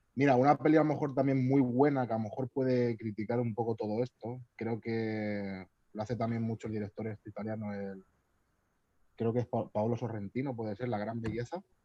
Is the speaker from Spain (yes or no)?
yes; Albacete, Castilla-La Mancha, Spain; Yo creo que soy de Albacete.